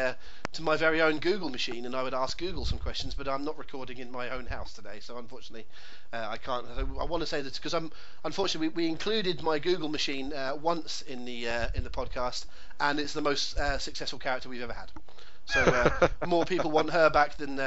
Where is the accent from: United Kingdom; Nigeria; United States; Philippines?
United Kingdom; England; as an Englishman in England